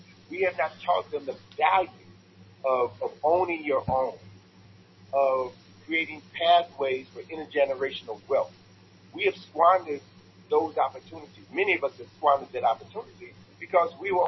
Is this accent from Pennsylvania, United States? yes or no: no; Chicago, Illinois, United States; moved away as an adult; now in Washington, D.C., United States; in my hometown, Chicago